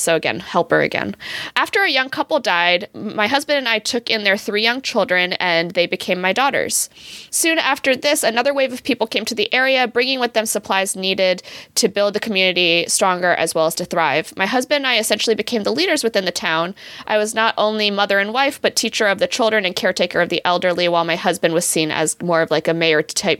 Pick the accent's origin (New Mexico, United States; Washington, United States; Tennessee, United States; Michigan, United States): Michigan, United States; My Michigander butt.